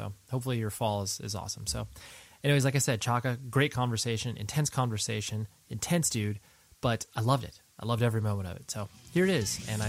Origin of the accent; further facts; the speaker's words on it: California, United States; Essentially born and raised in Southern California, so, you know, got exposed to music via, you know, a lot of the same methods that, you know, many of us did.